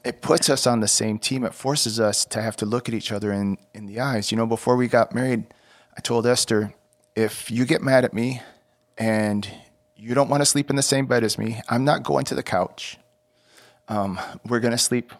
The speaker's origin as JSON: {"language": "English", "region": "Texas", "country": "United States", "tie": "born or raised there", "moved": "as an adult", "said": "I grew up in Texas, um, moving around some"}